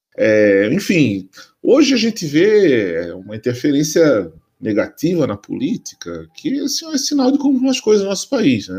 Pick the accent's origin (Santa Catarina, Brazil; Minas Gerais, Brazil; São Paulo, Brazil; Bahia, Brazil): Santa Catarina, Brazil; Florianópolis; eu sou nascido, criado em Floripa